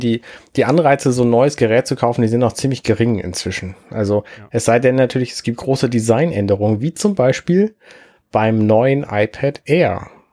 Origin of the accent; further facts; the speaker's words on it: Germany; bei uns in Deutschland